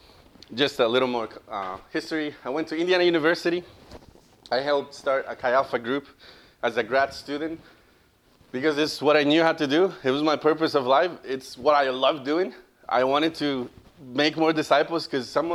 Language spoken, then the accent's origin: English; Costa Rica; moved away as an adult; also born or lived in Louisiana, United States; now in United States; I am from Costa Rica